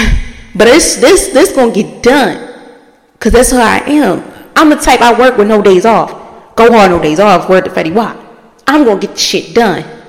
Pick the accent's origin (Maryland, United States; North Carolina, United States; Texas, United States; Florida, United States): Maryland, United States; Baltimore; I'm from Baltimore.